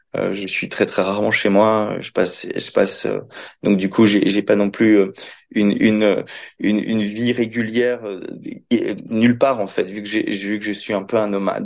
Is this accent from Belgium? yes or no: yes; Belgium; j'ai grandi dans, j'ai grandi en Belgique